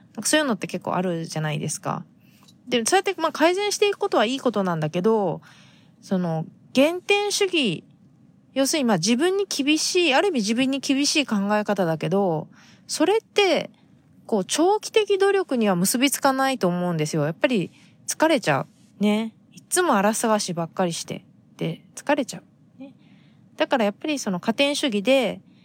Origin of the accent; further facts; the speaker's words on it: Japan; 日本で生まれ育った私たちが